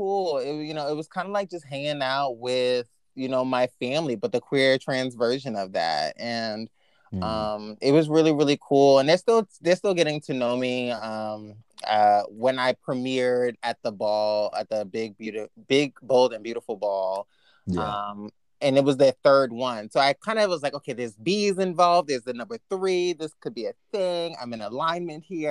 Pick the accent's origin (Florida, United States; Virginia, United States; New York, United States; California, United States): New York, United States; being a New Yorker